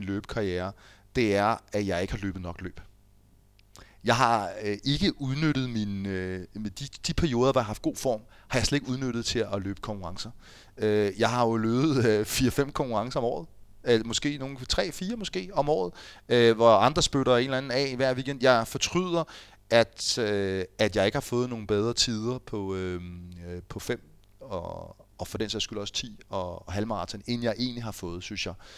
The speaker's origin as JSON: {"language": "Danish", "town": "Fredensborg", "region": "Capital Region of Denmark", "country": "Denmark", "tie": "born or raised there", "moved": "yes"}